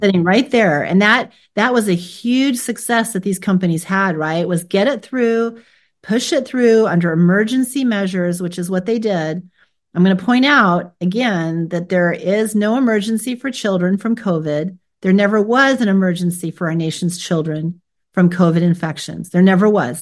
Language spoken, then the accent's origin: English; United States; I was born here in America